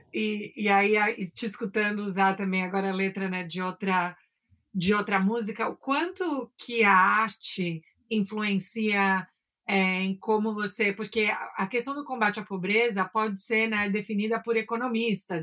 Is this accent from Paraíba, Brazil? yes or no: no; São Paulo, Brazil; also born or lived in New York; de São Paulo, crescer em São Paulo